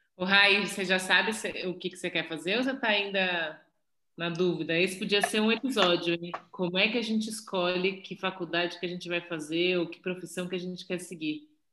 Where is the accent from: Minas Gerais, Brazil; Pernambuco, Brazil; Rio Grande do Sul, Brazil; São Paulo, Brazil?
São Paulo, Brazil; fui nascida e criada em São Paulo, é, sempre na Zona Oeste